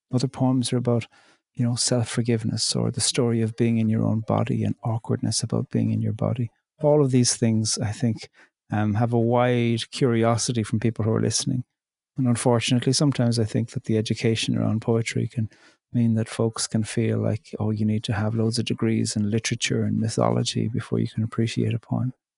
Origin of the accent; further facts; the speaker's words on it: County Cork, Munster, Ireland; moved away as an adult; also born or lived in border between County Fermanagh and Donegal; now in Northern Ireland/Donegal border, Ireland; I'm Irish. I'm from County Cork, and I live in the north on the border between County Fermanagh and Donegal in Ireland